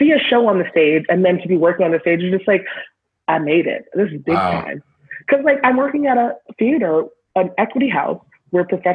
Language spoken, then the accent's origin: English; Boston area, Massachusetts, United States; moved away; also born or lived in Alabama; I grew up in Boston, a lot of miles out of Boston